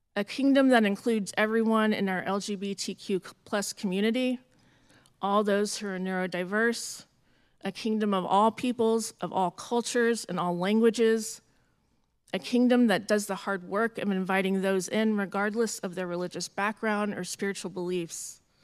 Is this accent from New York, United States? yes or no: no; Jacksonville, Florida, United States; moved away; also born or lived in San Francisco Bay Area, California; Jacksonville, Florida, which is my hometown